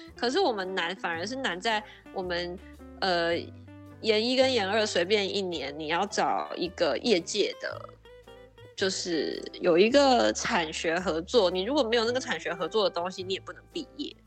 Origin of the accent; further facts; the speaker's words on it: Taiwan; moved away as an adult; also born or lived in Japan; now in San Diego, United States; 我是台湾人